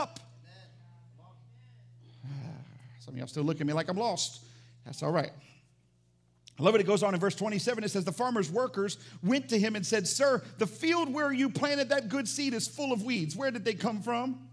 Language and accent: English; the South, United States; I'm from the South